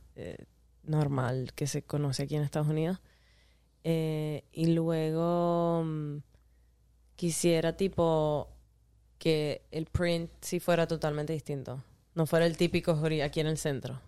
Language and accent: Spanish; Caracas, Capital District, Venezuela; edificio Cedías, que es un edificio icónico en mm, Caracas, mm. este y mi papá trabajaba ahí, mi mamá también, tenían ahí una oficina